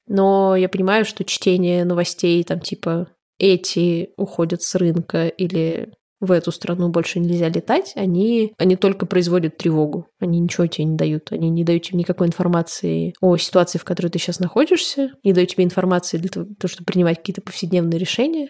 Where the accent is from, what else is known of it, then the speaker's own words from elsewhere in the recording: Russia; moved away; говорим, из России